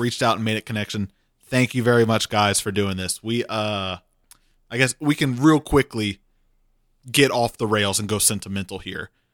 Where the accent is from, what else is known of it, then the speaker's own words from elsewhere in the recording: Cajun, Louisiana, United States; I'm Cajun.